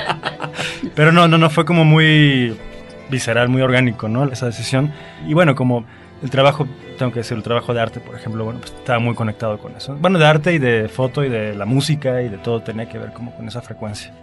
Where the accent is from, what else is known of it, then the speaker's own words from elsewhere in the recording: Veracruz, Mexico; yo soy de Veracruz